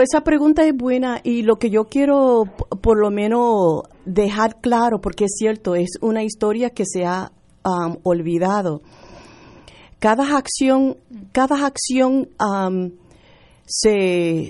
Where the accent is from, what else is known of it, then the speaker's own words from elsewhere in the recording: Chicago, Illinois, United States; Yo nacida y criada en, en Chicago